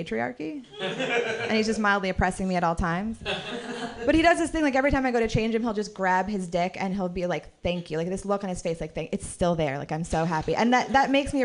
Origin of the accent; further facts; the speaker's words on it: Marin City, California, United States; I grew up in Marin City